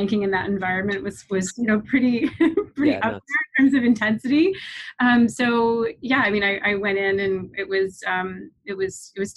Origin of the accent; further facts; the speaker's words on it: Eastern Shore of Maryland, United States; moved away as an adult; I grew up on the Eastern Shore of Maryland.